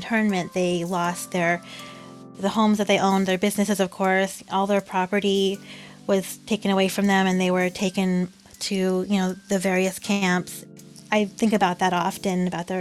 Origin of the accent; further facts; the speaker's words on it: Santa Barbara, California, United States; I'm from Santa Barbara